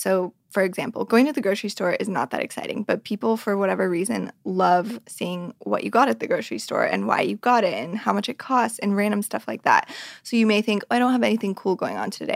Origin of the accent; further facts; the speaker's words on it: Reno, Nevada, United States; I grew up in Reno, Nevada